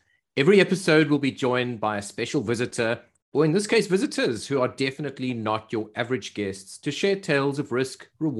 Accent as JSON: {"language": "English", "country": "South Africa", "accent": "South African", "said": "Is it my South African accent?"}